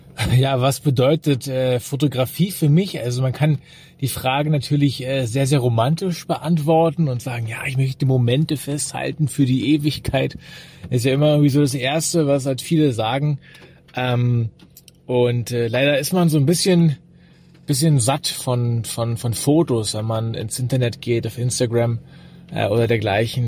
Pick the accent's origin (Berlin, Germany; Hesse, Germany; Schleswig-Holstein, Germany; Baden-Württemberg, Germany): Berlin, Germany; ich komme aus Berlin, bin, wie gesagt, hier geboren, wohne hier